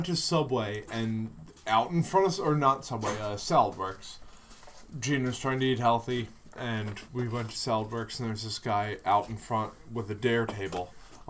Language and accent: English; United States; we're American